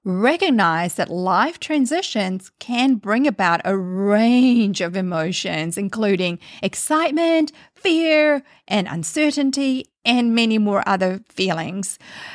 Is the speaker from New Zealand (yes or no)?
yes; New Zealand; now in Canada; Canada has now been home for many years, hence the accent or a mix of accents all merged into one. When I immigrated from New Zealand to Canada, it was a big leap of faith.